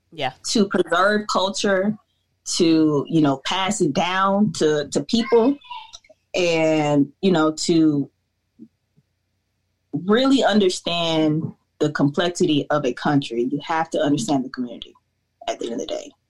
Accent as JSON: {"language": "English", "country": "United States", "also_born_or_lived": "Atlanta", "said": "as a Black American"}